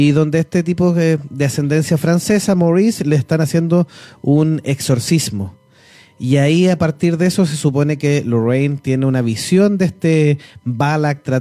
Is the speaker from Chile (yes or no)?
yes; Chile; también la tenemos la cultura chilena